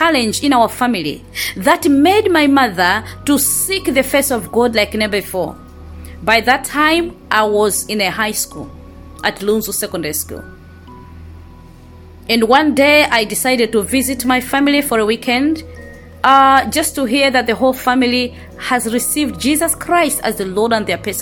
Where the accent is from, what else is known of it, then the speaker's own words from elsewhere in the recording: Malawi; I was born in Malawi, grew up in Malawi